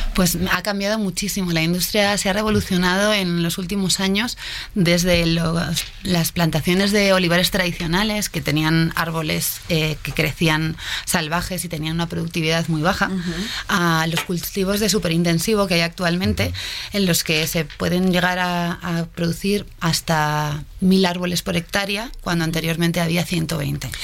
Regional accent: Madrid, Community of Madrid, Spain; moved away as an adult; now in Mexico; española de Madrid

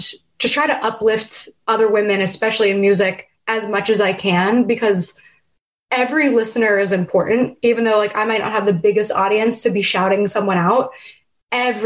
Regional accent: New Castle, Pennsylvania, United States; growing up in Newcastle, Pennsylvania

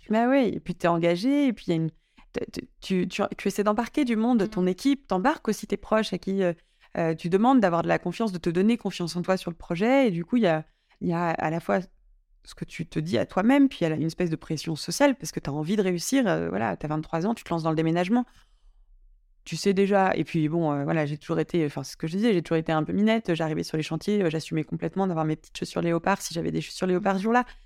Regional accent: Drôme, Auvergne-Rhône-Alpes, France; moved away as an adult; also born or lived in Paris; now in Lyon, France; j'ai, passé 10 ans à Paris, mais j'ai grandi dans la Drôme.

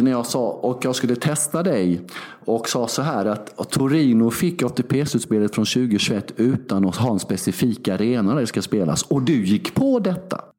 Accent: Sweden; moved away as an adult; now in Belgrade, Serbia; hemma i Sverige

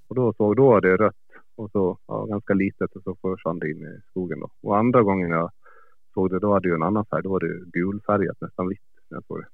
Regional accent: Gotland, Sweden; moved away; Jag är född på Gotland. Ja. Jag flyttade ifrån eh, ja, för 12-13 år sedan

